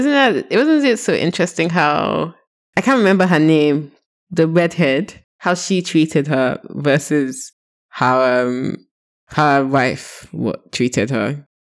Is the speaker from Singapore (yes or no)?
no; Nigeria; as a Nigerian girl, I think she's very sassy to her mommy and her daddy